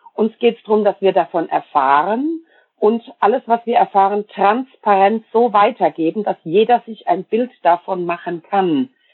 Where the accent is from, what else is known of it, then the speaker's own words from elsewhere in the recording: Germany; also born or lived in Palatinate (Pfalz), Rhineland-Palatinate; wir reden uns als Deutsche immer gern schön